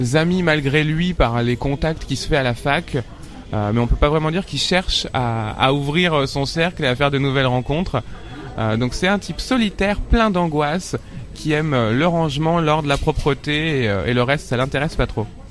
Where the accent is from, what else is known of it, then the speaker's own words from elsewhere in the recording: Paris suburbs, Île-de-France, France; j'ai grandi en banlieue parisienne, dans le 94